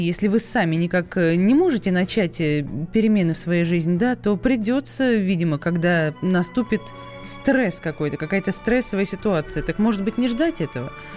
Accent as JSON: {"language": "Russian", "town": "Saratov", "region": "Saratov Oblast", "country": "Russia", "moved": "yes", "said": "я же сама из Саратова"}